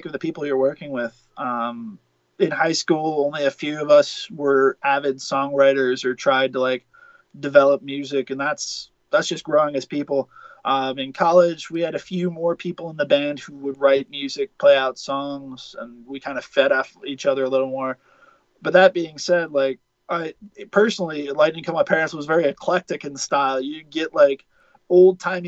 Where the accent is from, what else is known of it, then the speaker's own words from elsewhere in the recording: Buffalo, New York, United States; myself and the Tonys were from Buffalo